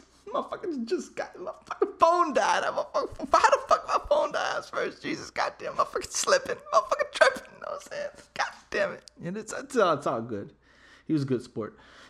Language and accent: English; San Antonio, Texas, United States; we're both from San Antonio.